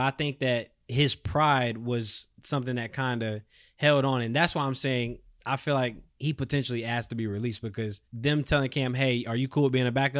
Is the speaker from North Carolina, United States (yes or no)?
yes; Charlotte, North Carolina, United States; Obviously, you know, I'm from North Carolina, right. Charlotte.